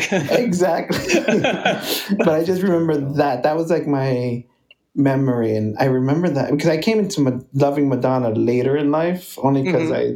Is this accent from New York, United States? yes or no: yes; New York City, New York, United States; also born or lived in Bronx, New York; originally I'm from Brooklyn, and now I live in the Bronx in Riverdale